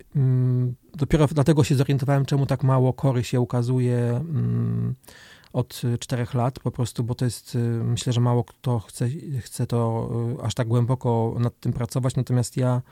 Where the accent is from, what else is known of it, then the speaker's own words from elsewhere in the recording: Olsztyn, Warmian-Masurian Voivodeship, Poland; moved away as an adult; also born or lived in Germany; now in Warsaw, Poland; Jestem z Olsztyna, tak. Jestem bardzo, bardzo związany z tym miejscem, chociaż już dłużej w Olsztynie nie mieszkam niż tu mieszkałem, bo, bo rzeczywiście mieszkałem do 19 roku życia